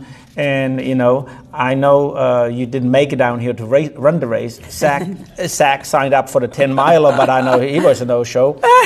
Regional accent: Germany; moved away; growing up in Germany

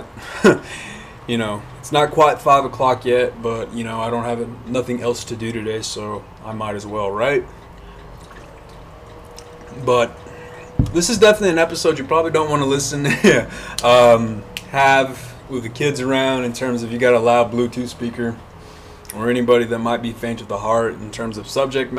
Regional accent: Hobbs, New Mexico, United States; moved away; my hometown of Hobbs

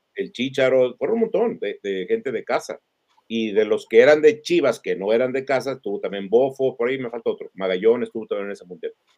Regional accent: Mexico; somos mexicanos

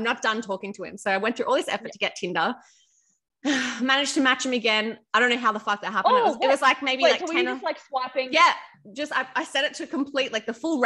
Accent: Melbourne, Victoria, Australia; now in Sydney, Australia; I'm from Melbourne.

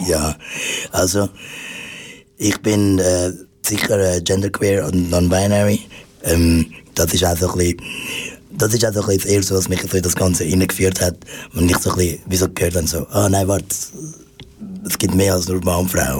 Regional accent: Zurich, Switzerland; ich bin äh, in der Familie von meiner Mutter aufgewachsen, ähm, da in, in Zürich

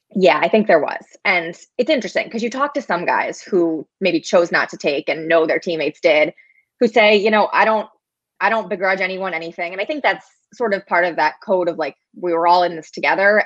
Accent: St. Louis, Missouri, United States; I grew up in St. Louis, was a Cardinals fan as a kid

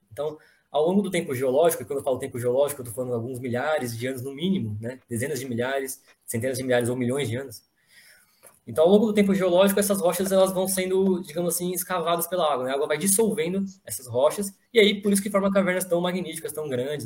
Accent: Greater São Paulo, Brazil; now in São Paulo, Brazil; eu sou da Grande São Paulo mesmo, aqui, né, tô, agora estou morando em São Paulo

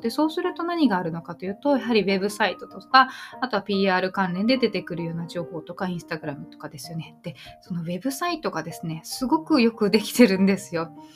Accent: Tokyo, Japan; now in Yokohama, Japan; 私は今横浜に住んでいて、まあ、東京生まれ

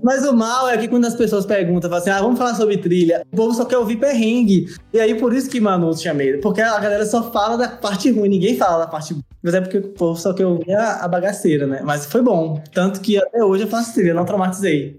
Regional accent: interior of Bahia, Brazil; eu fui criado, sou do interior da Bahia

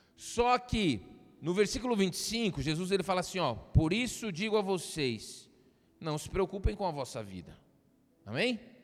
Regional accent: Minas Gerais, Brazil; Eu passei minha infância em Minas Gerais

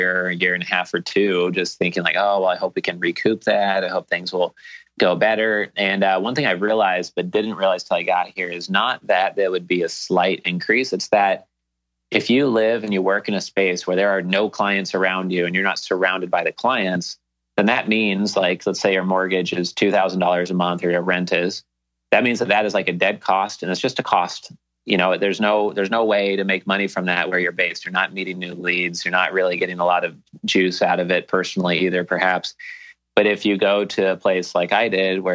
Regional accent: Portland, Oregon, United States; moved away as an adult; now in Key Biscayne, United States; I had all my friends and family growing up in Portland, Oregon

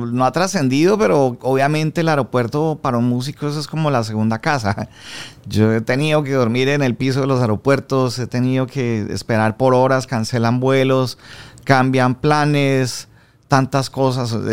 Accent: Colombia; now in Miami, United States; a los dos nos pasó lo mismo. Emigramos de Colombia como al mismo tiempo. Nos tocó todo ese proceso de adaptación a Miami desde Colombia, con nexos muy fuertes a Colombia también.

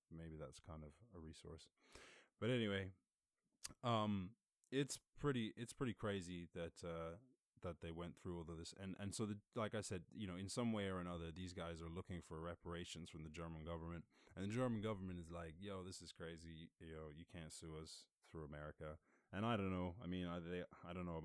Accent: Ireland; moved away; I grew up in Ireland, and my family still live in Ireland

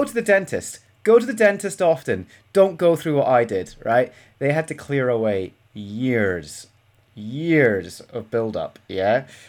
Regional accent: Scotland, United Kingdom; It's because I'm Scottish and you assume that I don't know what football is.

